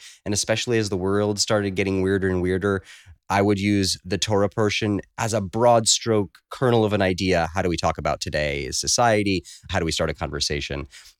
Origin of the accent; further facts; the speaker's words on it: Kibbutz Yahel, Southern District, Israel; born there; moved away; I was born in Israel on a little kibbutz, Kibbutz Yahel, about 45 minutes north of Eilat.